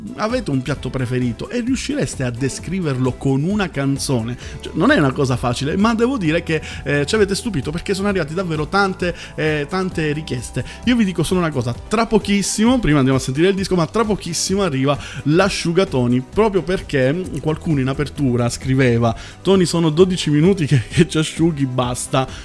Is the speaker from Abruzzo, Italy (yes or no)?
no; Palermo, Sicily, Italy; moved away as an adult; now in Emilia-Romagna, Italy; io sono terruncello, io vengo da, da Palermo